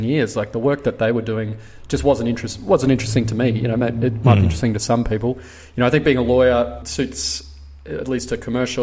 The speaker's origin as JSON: {"language": "English", "town": "Brisbane", "region": "Queensland", "country": "Australia", "tie": "born or raised there", "said": "I grew up in Brisbane, studied commerce and law at University of Queensland"}